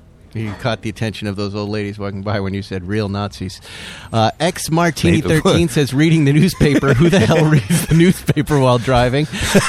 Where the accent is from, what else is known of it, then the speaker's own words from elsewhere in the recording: Massachusetts, United States; now in Malibu, United States; I grew up in New England in that environment.